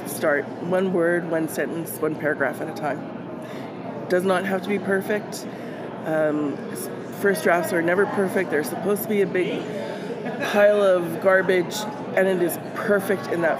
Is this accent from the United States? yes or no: no; Winnipeg, Manitoba, Canada; I am from Winnipeg, Manitoba, Canada